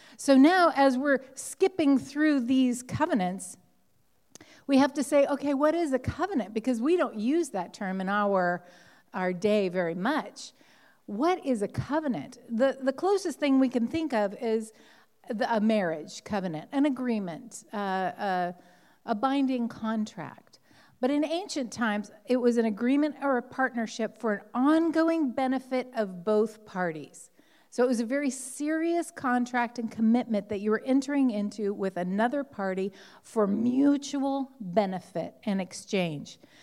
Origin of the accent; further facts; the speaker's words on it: Southern California, United States; I grew up in Southern California